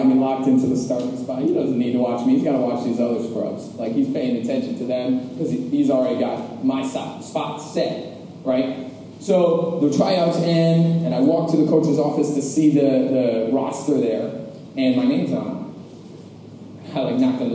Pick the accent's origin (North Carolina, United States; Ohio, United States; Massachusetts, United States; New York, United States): New York, United States; Westchester; now in New York City, United States; I grew up in Westchester, New York, and I grew up under the two greatest parents on the entire planet